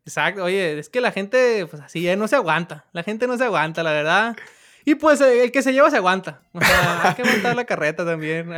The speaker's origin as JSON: {"language": "Spanish", "region": "Sinaloa", "country": "Mexico", "said": "yo soy de Sinaloa."}